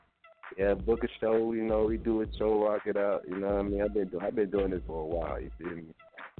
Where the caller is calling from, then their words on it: Decatur, Georgia, United States; Well, man, I'm calling from Decatur, Georgia, or representing Decatur, Georgia.